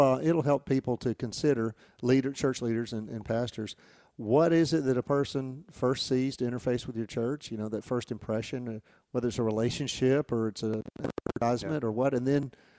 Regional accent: Atmore, Alabama, United States; I grew up

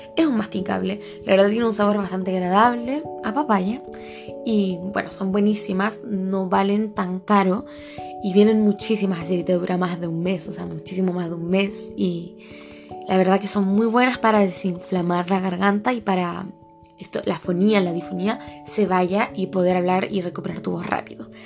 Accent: Chile; yo soy de Chile

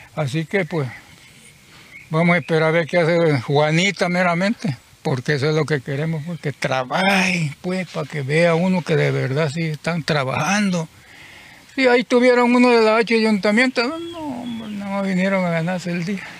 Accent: Teapa, Tabasco, Mexico; moved away; yo tiene que como tres años que vivo aquí, yo soy de Tabasco, de Tiapa, Tabasco

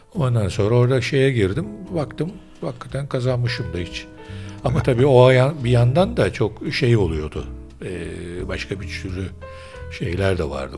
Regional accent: Istanbul, Turkey; Ben Üsküdarlıyım esasen

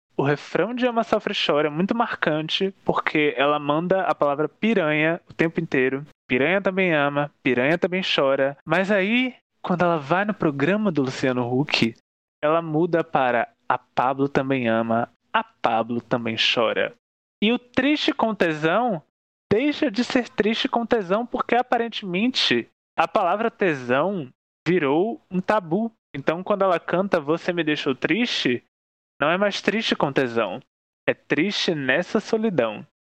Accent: Northeast Region, Brazil; eu sou nordestino

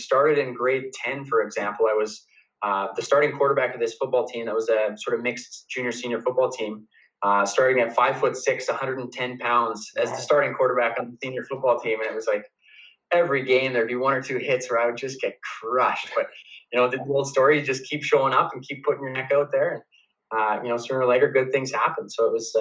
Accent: Calgary, Alberta, Canada; U of C just because it was my hometown university

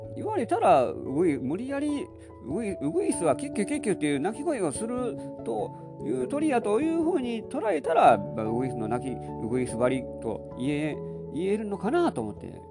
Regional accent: along the Kintetsu railway line, Kansai, Japan; 私はもう近鉄沿線で育ってきたので

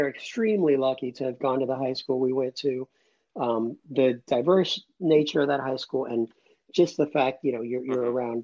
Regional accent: Atlanta, Georgia, United States; also born or lived in Cuba; I grew up about 10 minutes from the city of Atlanta

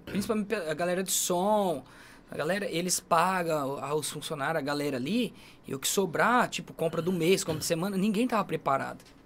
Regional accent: Brazil; accent: caipira; E meu sotaque é caipira demais

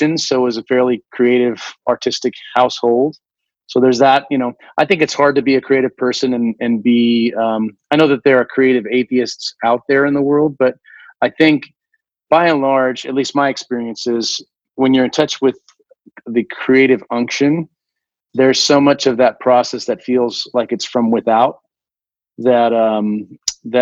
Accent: Washington, United States; I grew up in Washington

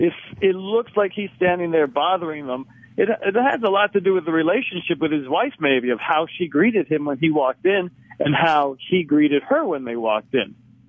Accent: Cyprus; Right, I'm from Cyprus, Cypriot.

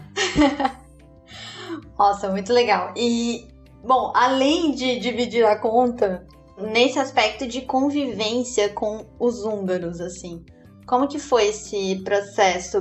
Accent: Capinzal, Santa Catarina, Brazil; moved away; eu nasci em Capinzal, interior de Santa Catarina

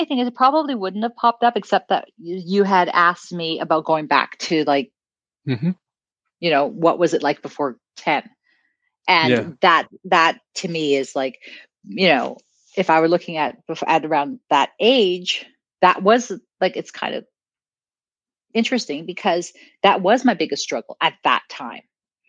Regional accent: South Africa; back then South Africa was going through the apartheid and you know, you talked about, oh, I'm South African, and people quite didn't understand

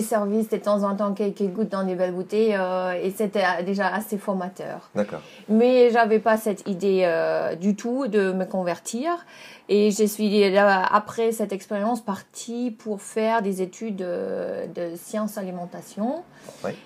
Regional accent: Dresden, Saxony, Germany; French is a second language; moved away as an adult; now in Burgundy, France; je suis allemande. Euh, je viens de Dresde en Allemagne

